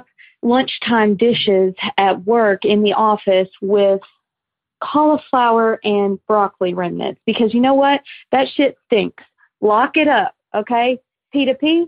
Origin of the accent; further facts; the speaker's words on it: Arkansas, United States; from Arkansas. I know you're going to comment on my accent